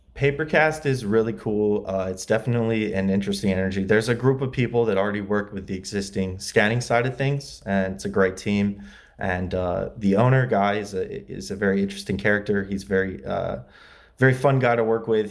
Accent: LaGrange, Indiana, United States; moved away as an adult; also born or lived in Muncie, Indiana; now in Los Angeles, United States; I grew up in Indiana, LaGrange, Indiana. Uh, it's near South Bend

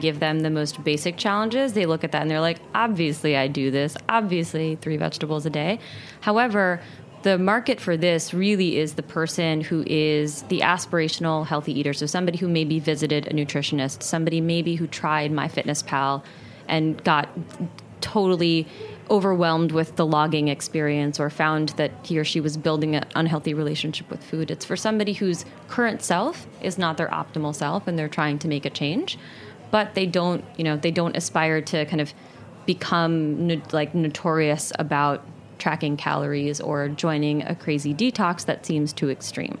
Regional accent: New Jersey, United States; I grew up in New Jersey

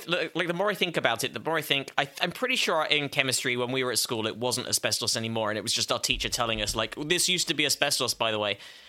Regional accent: England, United Kingdom; Oh, and also I grew up in England where we would eat it for... We'd sprinkle it on our... on our breakfast cereal every morning

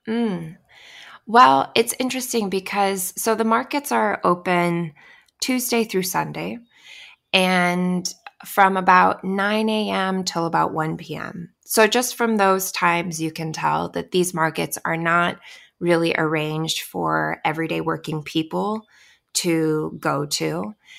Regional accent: Alaska, United States; now in Hawaii, United States; I grew up in Alaska

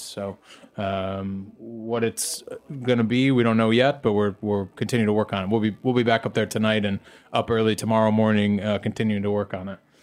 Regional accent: United States; I'm American

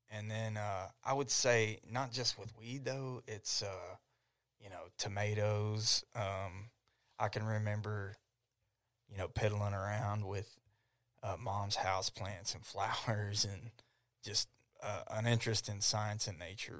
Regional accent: Ardmore, Oklahoma, United States; I grew up in Ardmore

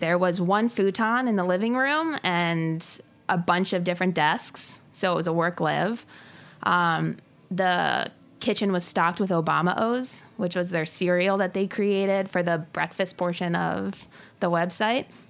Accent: New Jersey, United States; moved away as an adult; also born or lived in San Francisco; I grew up right outside of Manhattan

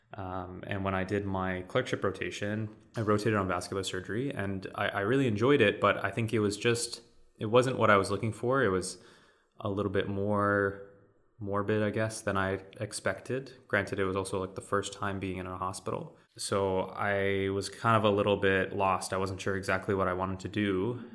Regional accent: Vancouver, British Columbia, Canada; I am kind of born and raised in Vancouver

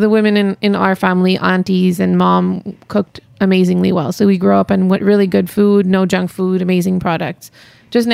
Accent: Montreal, Quebec, Canada; moved away; also born or lived in India; I'm born and raised in Montreal

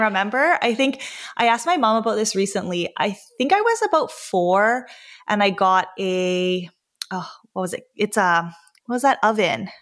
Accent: Vancouver, British Columbia, Canada; I grew up in Vancouver, British Columbia, Canada

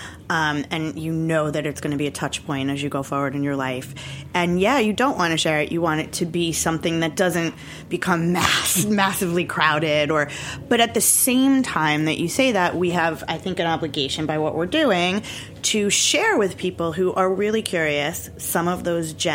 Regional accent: Long Island, New York, United States; I grew up very white in Long Island, a very kind of cookie cutter northern Long Island thing

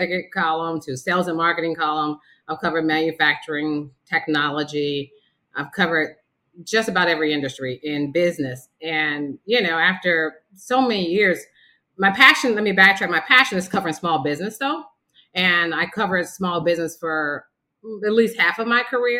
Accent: Kansas City, Missouri, United States; moved away as an adult; also born or lived in Las Vegas, Nevada / Cleveland, Ohio; now in Jacksonville, United States; I'm originally from Kansas City, Missouri

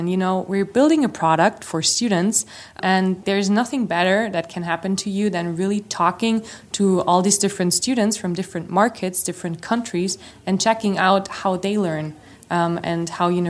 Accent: Austria; English is a second language; I'm from Austria, and I'm the founder of Advice.

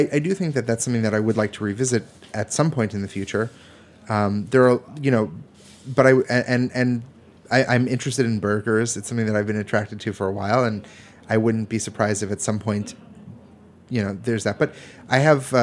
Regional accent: East Coast, United States; growing up on the East Coast

